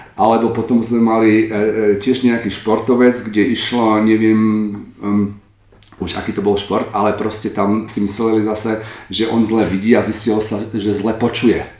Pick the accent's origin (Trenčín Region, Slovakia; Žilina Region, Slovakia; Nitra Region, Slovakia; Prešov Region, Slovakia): Trenčín Region, Slovakia; Trenčín; moved away as an adult; also born or lived in Prague; now in Berlin, Germany; ja som sa narodil z Trenčína a medicínu som študoval v Prahe a v Berlíne